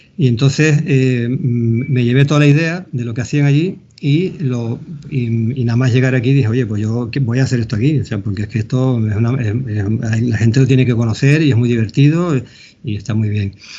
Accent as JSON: {"language": "Spanish", "region": "Canary Islands", "country": "Spain", "accent": "Canarian", "said": "yo me he aprendido con acento canario a, decir las palabras en groenlandés"}